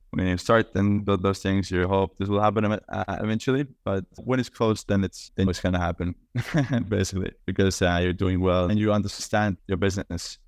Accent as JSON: {"language": "English", "country": "Estonia", "tie": "born or raised there", "moved": "as an adult", "lives_now": "New York, United States", "said": "I'm Estonian, I grew up in Estonia, I'm currently in Estonia as well, I'm based in New York"}